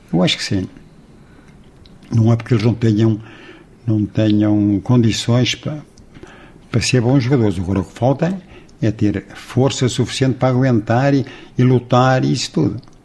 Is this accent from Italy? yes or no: no; Lamas, Portugal; sou de Lamas. Aqui ao lado.